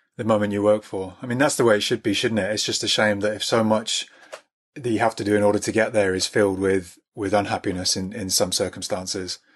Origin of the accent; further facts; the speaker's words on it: near Birmingham, West Midlands, United Kingdom; I grew up near Birmingham